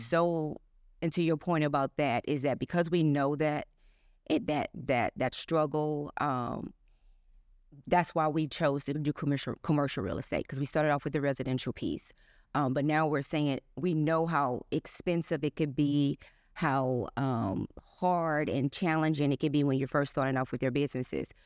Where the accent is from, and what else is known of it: East St. Louis, Illinois, United States; born or raised there